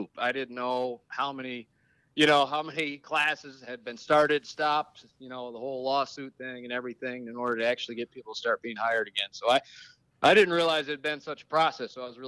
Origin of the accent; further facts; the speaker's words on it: Saline, Michigan, United States; moved away as an adult; now in Chicago, United States; I grew up in Southeast Michigan, Ann Arbor area.